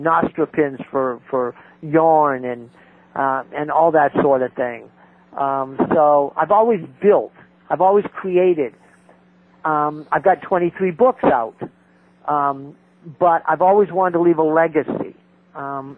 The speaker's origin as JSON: {"language": "English", "region": "New Hampshire", "country": "United States", "said": "I'm a Yankee. I'm from New Hampshire"}